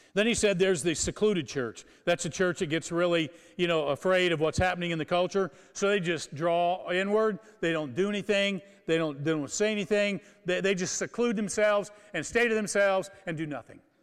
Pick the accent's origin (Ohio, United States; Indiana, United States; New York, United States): Indiana, United States; Kokomo; I grew up in Kokomo, Indiana